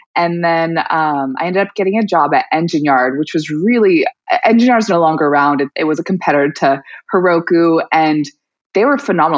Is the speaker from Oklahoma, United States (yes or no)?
no; New York City, New York, United States; moved away as an adult; also born or lived in Colorado; I grew up in Brooklyn